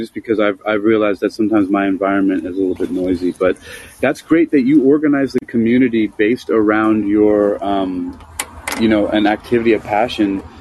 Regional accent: New York City, New York, United States; moved away; also born or lived in Bronx, New York; I was born in Queens, New York, in Jamaica, in Queen, uh, Queens Hospital. I lived in Jamaica, Queens, and then the Bronx

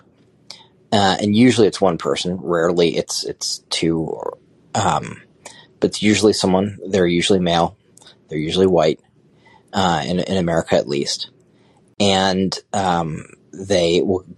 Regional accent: Connecticut, United States; I'm from Connecticut, and my mom's run a jazz festival for many years

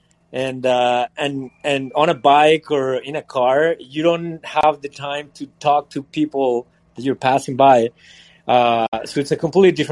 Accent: Mexico; now in Montreal, Canada; I grew up in Mexico

